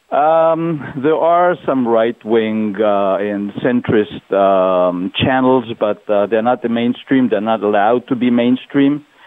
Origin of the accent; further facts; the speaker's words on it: Israel; I'm from Israel. I'm visiting in Silicon Valley